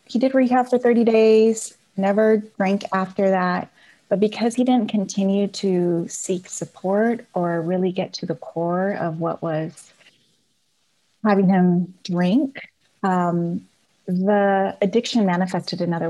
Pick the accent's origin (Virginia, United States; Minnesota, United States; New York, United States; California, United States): California, United States; Napa; I was born and raised in Napa.